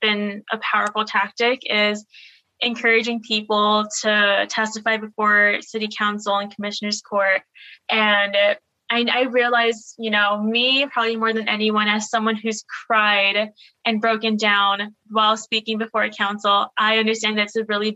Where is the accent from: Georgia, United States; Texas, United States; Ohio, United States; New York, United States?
Texas, United States; Laredo; I'm from Laredo, my house is like 2.5 miles away from the border. That's my community.